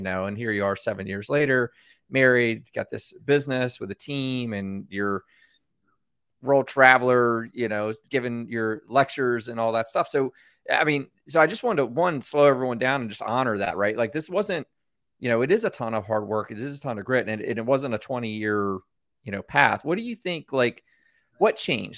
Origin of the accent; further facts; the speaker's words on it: United States; I am that American born here